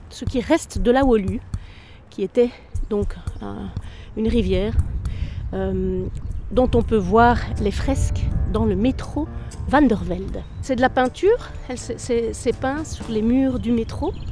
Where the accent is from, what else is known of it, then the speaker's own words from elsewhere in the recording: Brussels, Brussels-Capital Region, Belgium; also born or lived in Ixelles / Woluwe-Saint-Lambert; Je suis née à Bruxelles, tout à fait. Je suis née à Ixelles et Elsen, Et puis euh, voilà, mes parents sont venus s'installer ici dans les années 80.